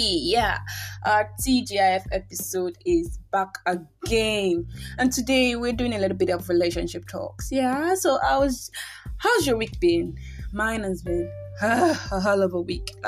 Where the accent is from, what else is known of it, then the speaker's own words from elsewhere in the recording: Nigeria; I am indeed a Nigerian